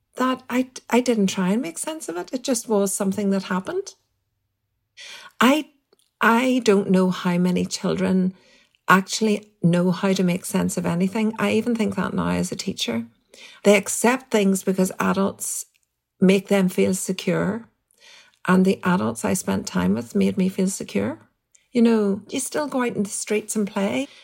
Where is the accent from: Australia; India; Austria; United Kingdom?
United Kingdom; Strabane, Northern Ireland; I grew up in the Protestant tradition in Strabane, very, very much in a minority